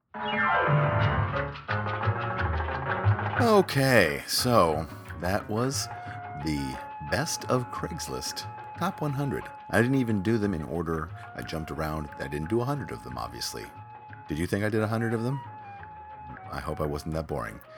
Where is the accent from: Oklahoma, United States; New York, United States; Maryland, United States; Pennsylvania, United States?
New York, United States; New York City; my hometown, New York City